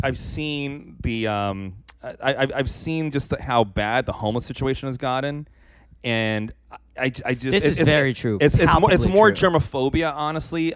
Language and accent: English; New York City, New York, United States; I grew up in the South Bronx projects